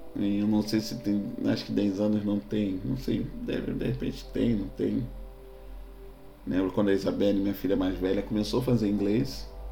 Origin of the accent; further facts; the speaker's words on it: Rio de Janeiro, Brazil; Eu sou carioca, minha, quando eu nasci, minha mãe, sou filho de mãe solteira, minha mãe morava no, no Morro da Cachoeirinha